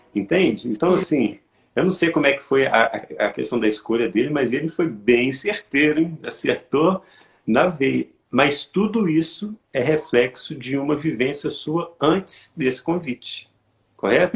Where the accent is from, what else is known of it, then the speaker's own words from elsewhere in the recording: Santos Dumont, Minas Gerais, Brazil; eu moro em Minas Gerais, eu sou do interior de Minas, é, aqui, em Santos Dumont